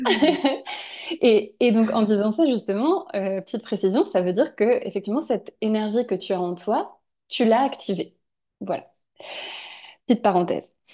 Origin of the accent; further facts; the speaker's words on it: Angers, Pays de la Loire, France; on est originaire d'Angers